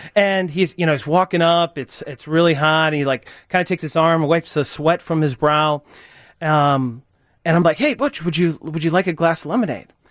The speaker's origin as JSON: {"language": "English", "area": "Chicago suburbs", "region": "Illinois", "country": "United States", "tie": "born or raised there", "said": "I grew up in the Chicago suburbs, and you know, tree lined street, everything that you kind of think of a majestic childhood"}